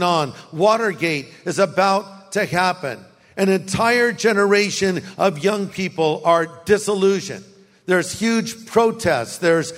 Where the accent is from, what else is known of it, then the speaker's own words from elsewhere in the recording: Orange County, California, United States; now in Riverside, United States; my high school campus, Newport Harbor High